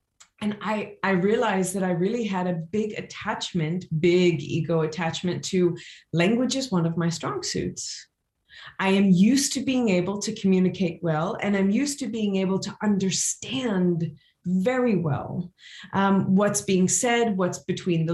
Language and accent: English; Louisiana, United States; now in Switzerland; how I grew up in Louisiana